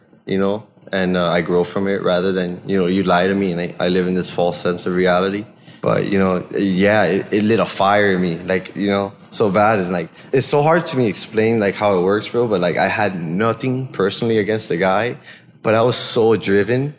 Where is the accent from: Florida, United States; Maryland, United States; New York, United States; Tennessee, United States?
Florida, United States; Hialeah; moved away as an adult; also born or lived in Washington; now in Bend, United States; my hometown back in Miami